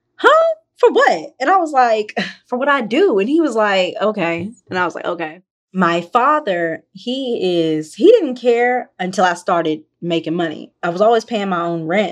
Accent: Memphis, Tennessee, United States; I'm from Memphis. I'm from the deep South

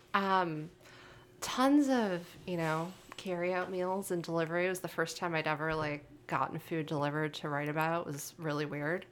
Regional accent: Holyoke, Massachusetts, United States; now in Chicago, United States; I grew up in a town called Holyoke, Massachusetts

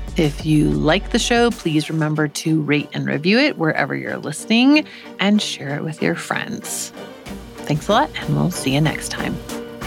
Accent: United States; As an American who's not used to seeing government officials apologize for anything ever

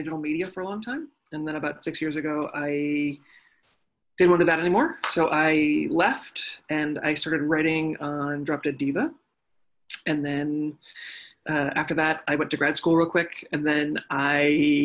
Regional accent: United States; also born or lived in Northern Ohio; And then we moved to Lake Tahoe when I was like 8 or 9

